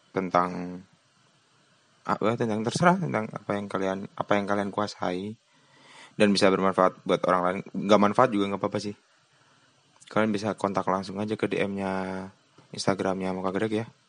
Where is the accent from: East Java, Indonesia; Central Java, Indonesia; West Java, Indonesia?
East Java, Indonesia; Lumajang; Dia tuh sekolah di kota saya, di Lumajang, cuman berbeda sekolah dengan saya